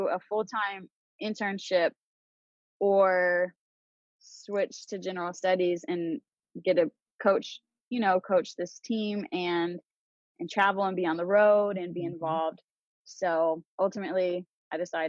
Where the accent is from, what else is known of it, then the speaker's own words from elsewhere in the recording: Amarillo, Texas, United States; moved away as an adult; also born or lived in Borger, Texas / Mississippi; now in Charlotte, United States; So I grew up in Amarillo, Texas. I actually lived in the same house my whole life.